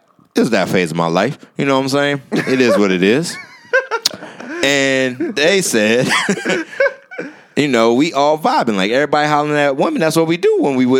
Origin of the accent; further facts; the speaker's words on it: Goose Creek, South Carolina, United States; Goose Creek, South Carolina.